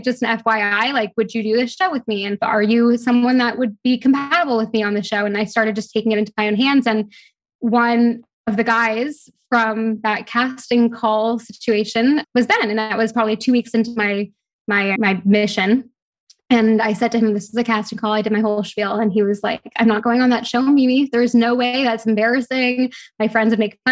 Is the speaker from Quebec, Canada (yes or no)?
no; Toronto, Ontario, Canada; moved away as an adult; also born or lived in London; now in Bahamas; I'm from Toronto, but I live in the Bahamas